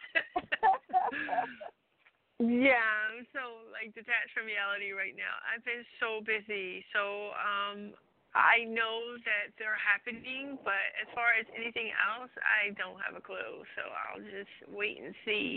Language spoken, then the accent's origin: English; Trenton, New Jersey, United States; also born or lived in Ewing, New Jersey; I actually live in Ewing, but I rep Trenton because it's like side by side.